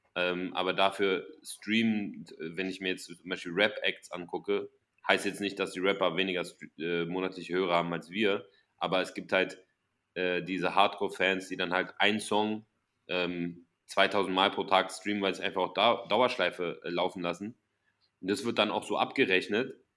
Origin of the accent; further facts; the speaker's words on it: Germany; sehen wir uns als, als Deutsche